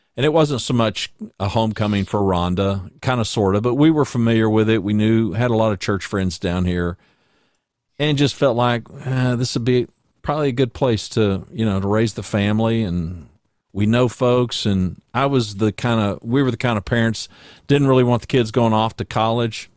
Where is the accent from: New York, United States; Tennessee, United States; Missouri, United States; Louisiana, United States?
Louisiana, United States; moved away as an adult; also born or lived in Ada, Oklahoma; now in Hot Springs Village, United States; I was born in nineteen fifty-seven in Ada, and we left, uh, I was in third grade, and we moved to Louisiana, and I pretty much, until I got married, spent the rest of my life growing up in Louisiana